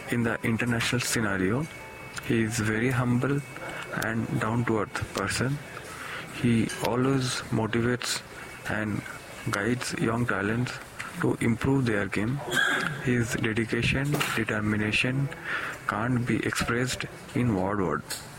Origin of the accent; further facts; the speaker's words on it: India; table tennis player from India. As an Indian